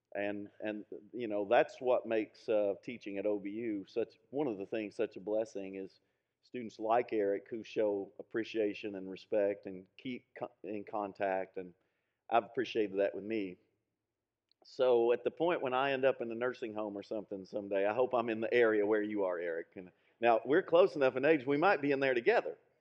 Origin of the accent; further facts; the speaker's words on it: Middlesboro, Kentucky, United States; my hometown, Middlesboro